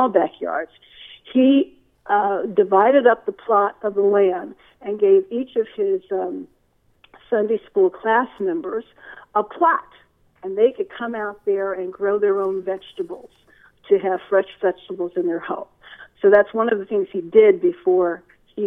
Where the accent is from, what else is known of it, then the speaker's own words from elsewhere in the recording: Cleveland, Ohio, United States; I also grew up in Cleveland, Ohio.